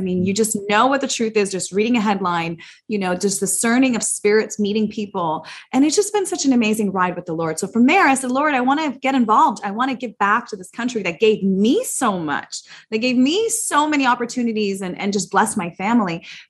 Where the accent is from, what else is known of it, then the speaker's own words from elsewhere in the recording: United States; also born or lived in Soviet Union; Well, I was born in the Soviet Union. My family brought me here when I was only 4 years old, came to America